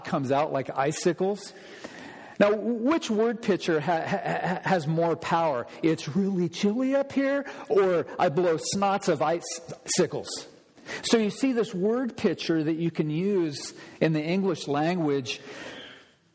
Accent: Olympia, Washington, United States; I grew up in Olympia

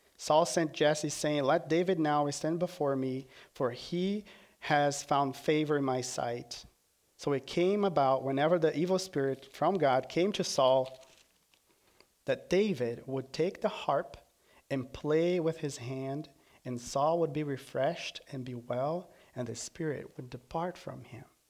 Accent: Brazil; moved away as an adult; now in United States; From Brazil

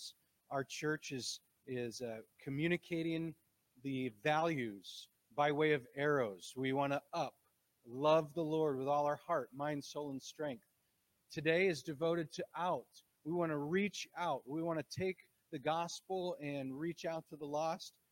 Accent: Green Bay, Wisconsin, United States; moved away; I'm from Green Bay, Wisconsin

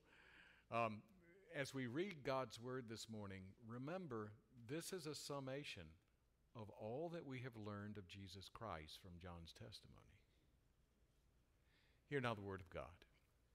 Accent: United States; we are American citizens

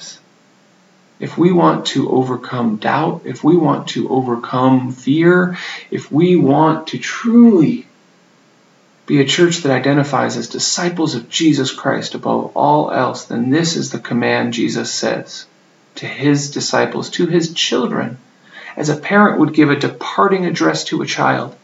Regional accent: United States; moved away; I grew up in the United States

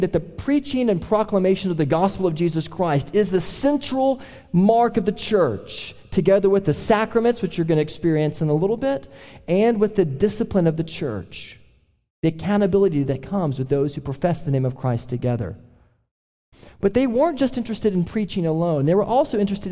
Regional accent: Oklahoma, United States; we're all from Oklahoma

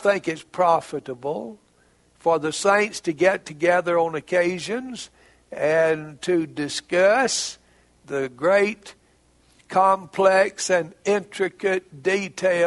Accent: Heber Springs, Arkansas, United States; Heber Springs, Arkansas, my hometown

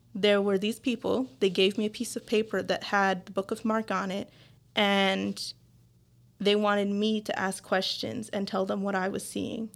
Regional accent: Belize; now in Newfoundland, Canada; I am from Belize, which is in Central America.

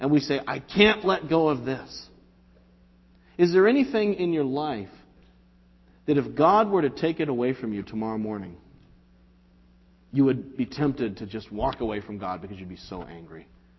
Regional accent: Quincy, Massachusetts, United States; I live in Weymouth. Oh, is that where you're from? Oh, no. I'm from Quincy, you know.

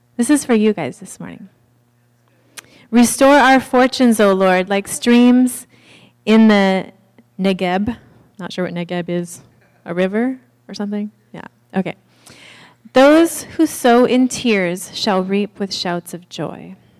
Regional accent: Haiti; we're from Haiti

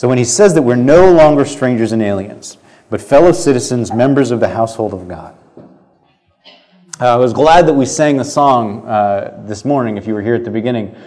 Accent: United States; And this is my home. I am a citizen, and I was born here

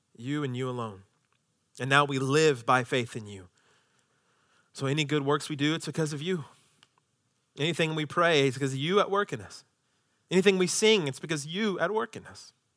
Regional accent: United States; as American citizens

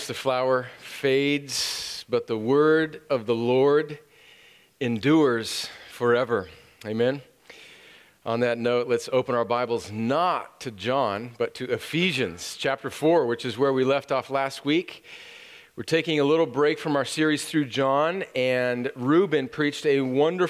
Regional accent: California, United States; moved away; I and my family are going to my home country of California for Thanksgiving

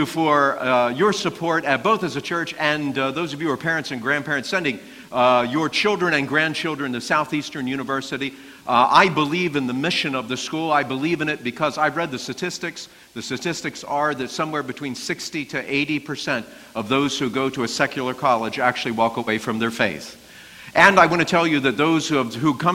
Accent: Baltimore, Maryland, United States; I'm from Baltimore

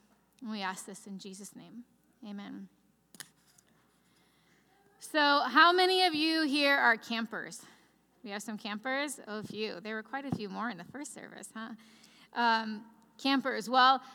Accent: Chicagoland area, northwest Indiana, United States; I'm from the Midwest, from the Chicagoland area, right northwest Indiana, right outside Chicago.

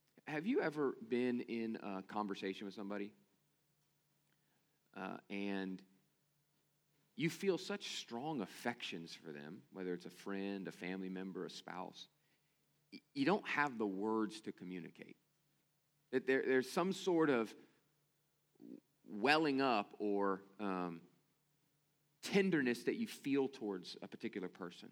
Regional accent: United States; as American Christians

